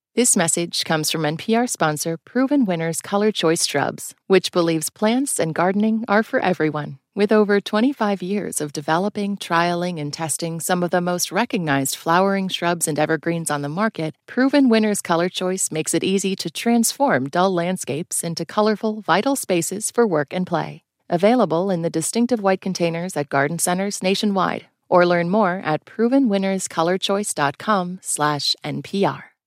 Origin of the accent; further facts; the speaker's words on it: Montana, United States; my home state of Montana